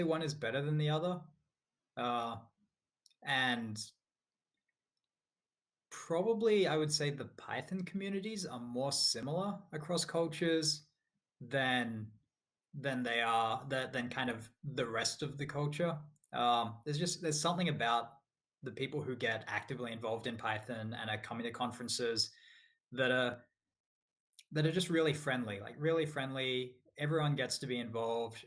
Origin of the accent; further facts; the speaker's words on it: Australia; moved away as an adult; also born or lived in United States; now in Scotland, United Kingdom; I'm from Australia. So I grew up in Australia, moved to the US to work for Microsoft about 8